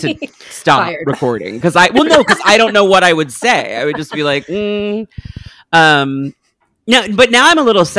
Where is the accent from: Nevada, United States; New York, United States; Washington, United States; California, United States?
New York, United States; I'm from New York